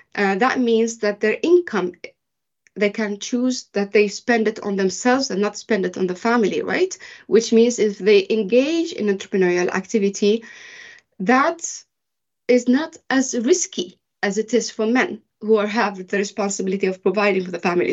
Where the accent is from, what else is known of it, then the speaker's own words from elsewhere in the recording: Sweden; moved away as an adult; also born or lived in Bahrain; I am originally from Bahrain, but I was raised in Sweden.